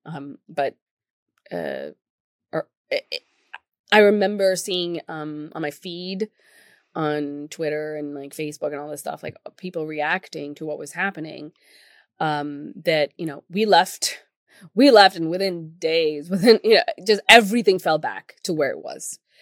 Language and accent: English; Pakistan; moved away; I come from Pakistan.